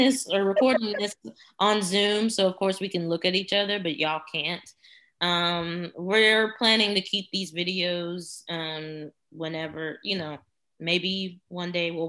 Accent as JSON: {"language": "English", "town": "Houston", "region": "Texas", "country": "United States", "said": "We are from Houston, the land"}